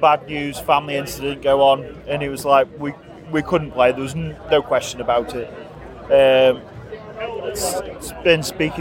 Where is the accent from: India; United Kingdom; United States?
United Kingdom; Stoke-on-Trent, West Midlands; we're from Stoke